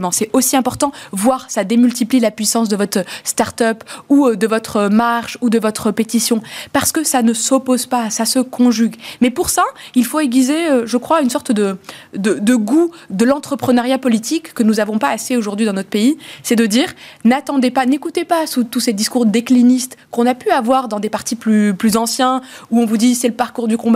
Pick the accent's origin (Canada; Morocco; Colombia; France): Morocco; deux parents sont nés au Maroc et, j'ai grandi, moi je suis née dans le et mais j'ai grandi en plus au Maroc, donc avec cette double culture que notre pays voit comme une richesse.